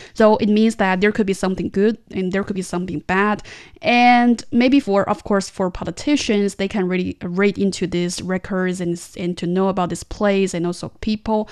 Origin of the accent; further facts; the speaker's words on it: Tianjin, China; my hometown city, it does have a long history